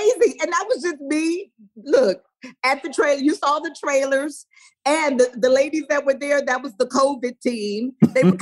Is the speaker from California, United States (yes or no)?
yes; Los Angeles, California, United States; I grew up in South Central